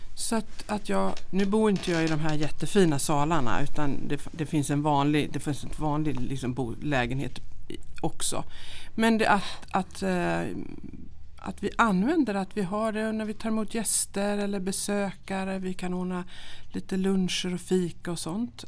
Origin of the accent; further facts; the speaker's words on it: Jönköping, Jönköping County, Sweden; moved away as an adult; also born or lived in Linköping; now in Dalarna, Sweden; Jag är uppvuxen i Jönköping